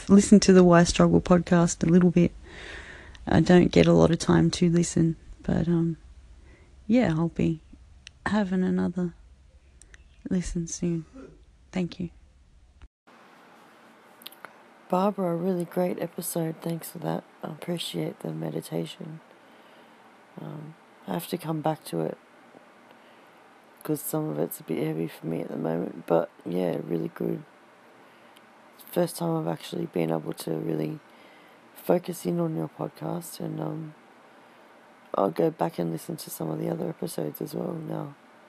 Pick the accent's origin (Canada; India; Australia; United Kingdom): Australia; I'm from Australia.